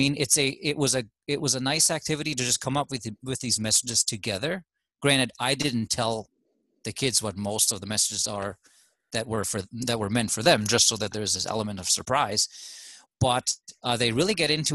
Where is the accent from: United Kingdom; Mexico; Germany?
Germany; now in United States; I am from Germany